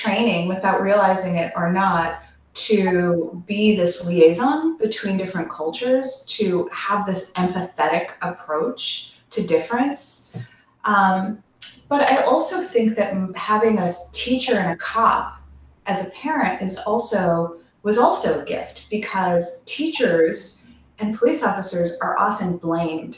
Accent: Chicago, Illinois, United States; I grew up in Hyde Park

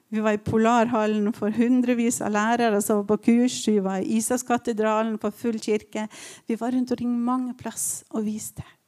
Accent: Ålesund, Western Norway, Norway; moved away as an adult; now in Tromsø, Norway; Jeg kommer fra Vestlandet

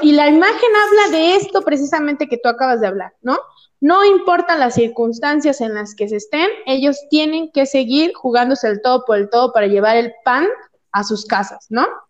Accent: Oaxaca, Mexico; el temblor que les mandó mi tierra

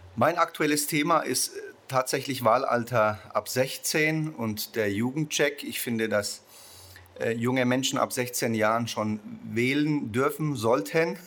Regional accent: Nuremberg, Bavaria, Germany; Ich komme aus Nürnberg

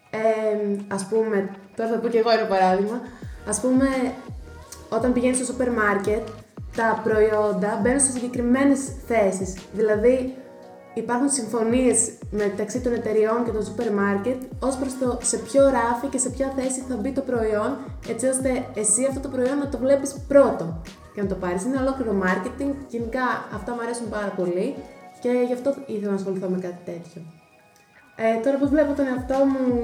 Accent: Edessa, Central Macedonia, Greece; moved away as an adult; now in Thessaloniki, Greece; εγώ είμαι από την Έδεσα

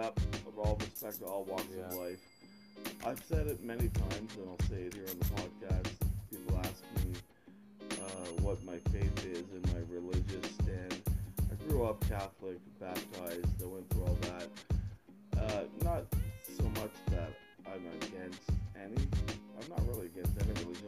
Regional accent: Ottawa, Ontario, Canada; the Canadian experience growing up, especially in Ottawa, Ontario, this government town of political correctness

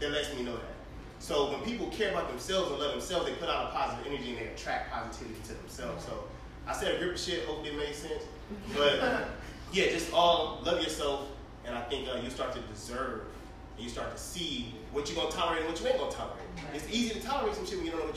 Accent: Inglewood, California, United States; now in Dallas, United States; I'm from Inglewood. But I moved over to Dallas

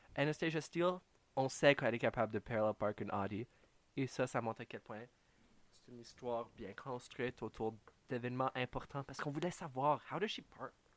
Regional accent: Canada; en tant que Canadien

